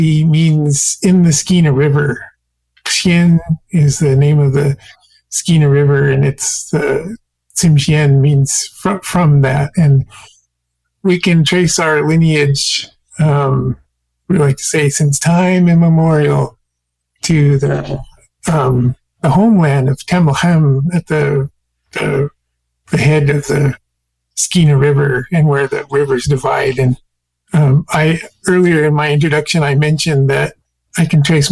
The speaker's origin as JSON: {"language": "English", "town": "Metlakatla", "region": "Alaska", "country": "United States", "tie": "born or raised there", "also_born_or_lived": "Prince Rupert, British Columbia, Canada", "moved": "yes", "lives_now": "Juneau, United States", "said": "I came up in Metlakatla, Alaska"}